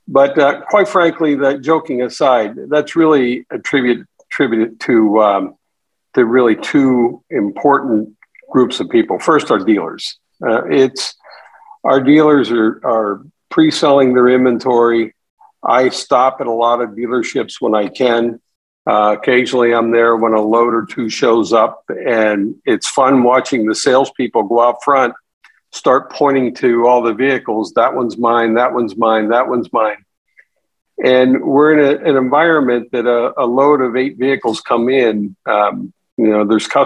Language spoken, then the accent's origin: English; Western Pennsylvania, United States; growing up in Western PA